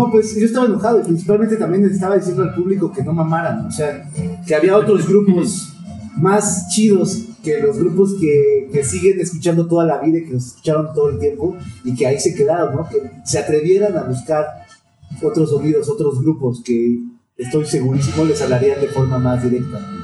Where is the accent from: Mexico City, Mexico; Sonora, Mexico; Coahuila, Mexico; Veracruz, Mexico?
Mexico City, Mexico; cómo me inserto yo como chilango en un mundo global